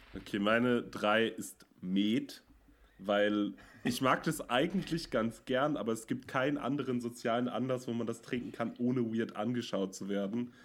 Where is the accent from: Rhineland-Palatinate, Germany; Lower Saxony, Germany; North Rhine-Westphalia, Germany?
North Rhine-Westphalia, Germany; Münster; moved away; ich komme ja aus Münster und da hatten wir früher einen Club